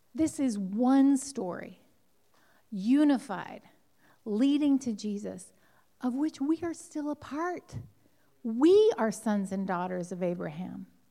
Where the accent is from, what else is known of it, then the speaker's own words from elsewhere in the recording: Southern California, United States; I grew up in Southern California